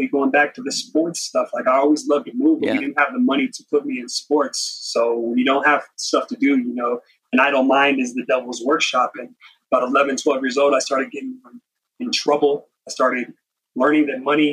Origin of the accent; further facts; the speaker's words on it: Las Vegas, Nevada, United States; Eastside Las Vegas to where I grew up